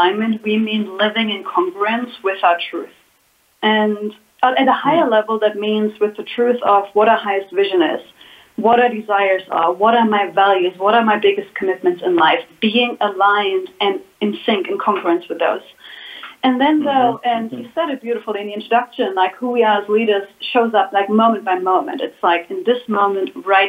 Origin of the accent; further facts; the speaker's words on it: Germany; moved away as an adult; now in Guatemala; I was born in Germany and felt a call into the world at a very young age and basically left Germany when I was 19 or 20 years ago.